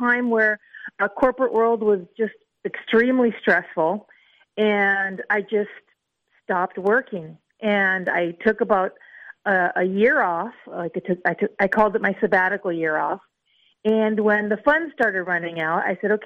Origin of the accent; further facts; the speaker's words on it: Los Angeles, California, United States; I was born here in Los Angeles and raised in Los Angeles